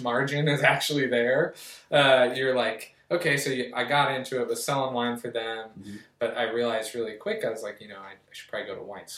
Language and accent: English; Richland, Washington, United States; growing up in Tri-Cities